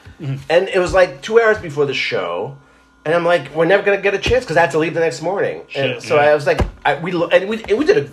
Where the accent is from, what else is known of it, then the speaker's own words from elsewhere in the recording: Israel; now in United States; when I was growing up in Israel